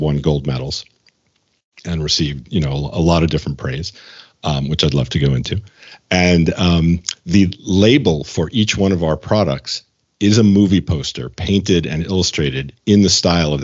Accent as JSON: {"language": "English", "region": "New York", "country": "United States", "tie": "born or raised there", "moved": "as an adult", "lives_now": "Los Angeles, United States", "said": "I grew up in New York, and I came out to LA 30 years ago to be a screenwriter."}